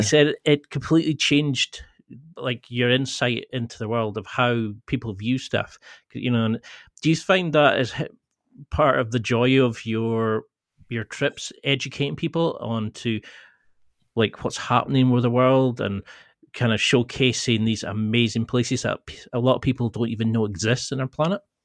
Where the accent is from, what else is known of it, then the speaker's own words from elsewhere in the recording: the Highlands, Scotland, United Kingdom; I come from the Highlands